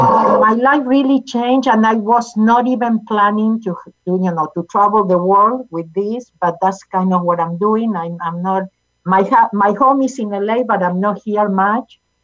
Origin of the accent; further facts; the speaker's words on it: Argentina; English is a second language; moved away as an adult; now in United States; I was born in Argentina